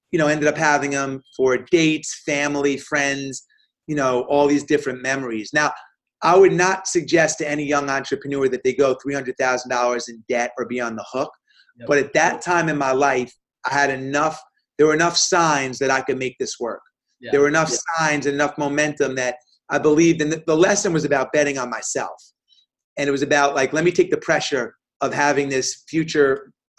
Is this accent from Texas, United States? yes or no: no; New York, United States; I'm a New Yorker